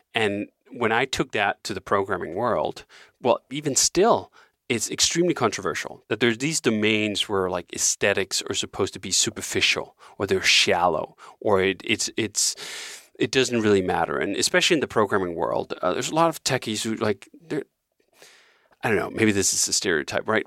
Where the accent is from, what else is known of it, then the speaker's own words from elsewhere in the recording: Denmark; moved away as an adult; now in Malibu, United States; growing up in Denmark